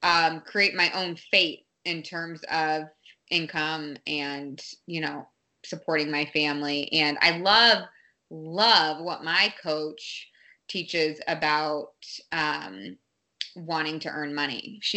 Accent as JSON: {"language": "English", "town": "Boston", "region": "Massachusetts", "country": "United States", "tie": "born or raised there", "also_born_or_lived": "Los Angeles / Santa Monica", "said": "I'm like, oh, I'm from Boston. Like literally, I feel like I'm from Boston. I do claim Boston as my hometown."}